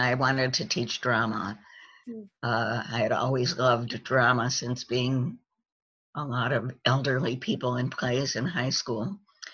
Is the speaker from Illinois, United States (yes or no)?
yes; Chicago, Illinois, United States; moved away as an adult; also born or lived in New York / Iowa; now in Columbus, United States; I grew up in Chicago.